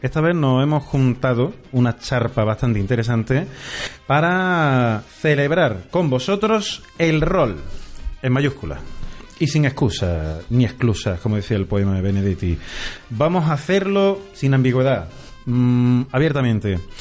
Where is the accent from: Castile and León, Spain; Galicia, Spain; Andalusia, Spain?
Andalusia, Spain; somos todos andaluces